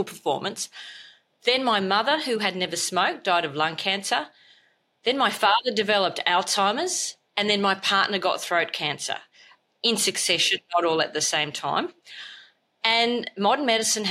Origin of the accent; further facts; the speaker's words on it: Australia; I'm an Australian medical doctor